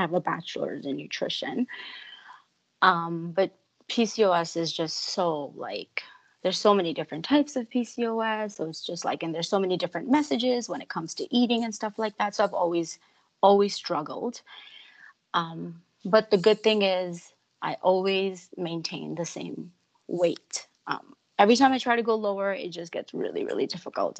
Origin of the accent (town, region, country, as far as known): New York, United States; born or raised there; moved away as an adult; also born or lived in Chandigarh, India / Ludhiana, India / Florida, United States; now in Vancouver, Canada